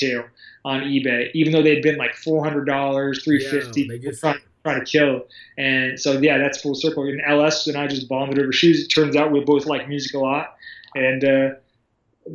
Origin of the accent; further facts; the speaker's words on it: Sarasota, Florida, United States; also born or lived in Orlando / Tampa; I'm from Sarasota, Florida. I was born and raised in Florida, born and raised in this town.